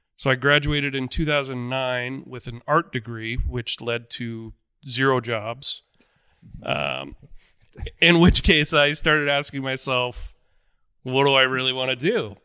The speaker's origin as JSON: {"language": "English", "town": "Omaha", "region": "Nebraska", "country": "United States", "tie": "born or raised there", "said": "I grew up in Omaha, Nebraska"}